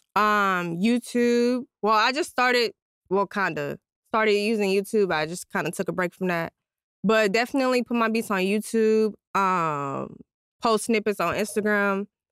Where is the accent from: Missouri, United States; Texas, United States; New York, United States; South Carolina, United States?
Texas, United States; San Antonio; I'm from San Antonio, Texas